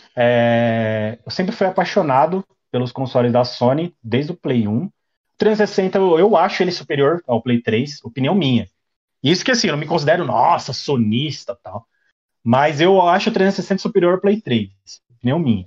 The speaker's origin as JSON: {"language": "Portuguese", "town": "Taboão da Serra", "region": "São Paulo", "country": "Brazil", "said": "Sou de Taboão da Serra, São Paulo"}